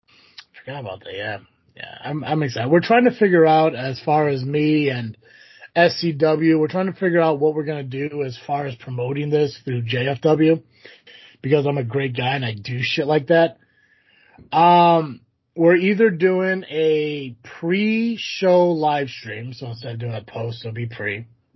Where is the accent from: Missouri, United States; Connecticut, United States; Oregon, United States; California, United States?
Connecticut, United States; Yeah, growing up in Connecticut and had 12 dogs and one of them was a puppet.